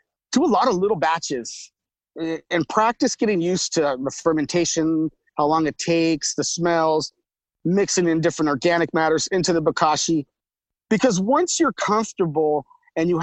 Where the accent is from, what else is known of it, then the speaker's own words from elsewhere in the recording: Oakland, California, United States; moved away; also born or lived in Portland; I'm from Oakland, California, to go back to the Fruitvale district where I'm from